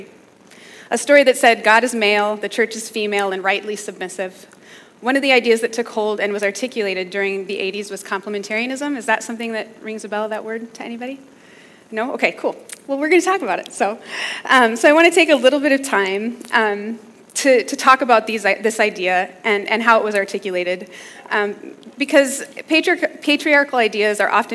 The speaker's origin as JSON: {"language": "English", "town": "Minneapolis", "region": "Minnesota", "country": "United States", "said": "I'm from Minneapolis, so I'm kind of a Midwest girl"}